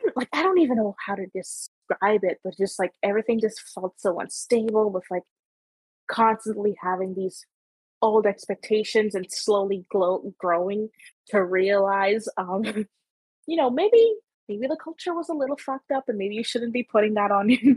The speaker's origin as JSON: {"language": "English", "country": "Guyana", "tie": "born or raised there", "lives_now": "Canada", "said": "Like, I grew up in Guyana, and, like, I moved here, and, like, it's a different cultural expectations with working, whatever, exactly."}